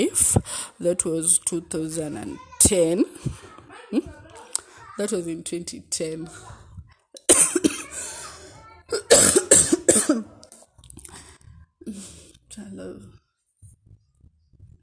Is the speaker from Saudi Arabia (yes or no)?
no; Eldoret, Uasin Gishu County, Kenya; also born or lived in Nairobi, Kenya; when I was in Eldoret, where I made these friends of mine who are druggers, it was 2007, class 3